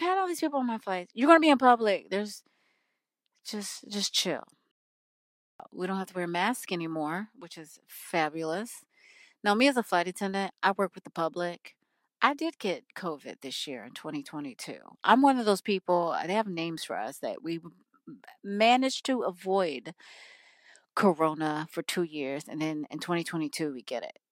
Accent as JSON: {"language": "English", "country": "United States", "said": "I am an American"}